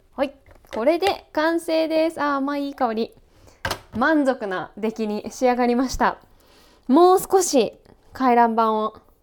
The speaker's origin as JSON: {"language": "Japanese", "region": "Kanagawa", "country": "Japan", "tie": "born or raised there", "said": "私も神奈川県出身なので"}